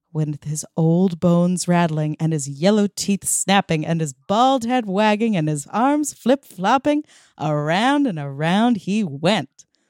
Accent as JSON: {"language": "English", "town": "Massapequa", "region": "New York", "country": "United States", "tie": "born or raised there", "said": "My hometown"}